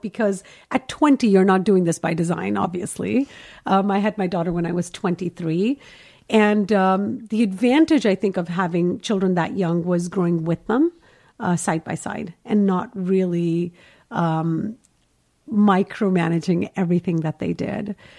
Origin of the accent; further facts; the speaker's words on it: Kuwait; moved away as an adult; now in Los Angeles, United States; I'm Indian, obviously. So I was born and raised in Kuwait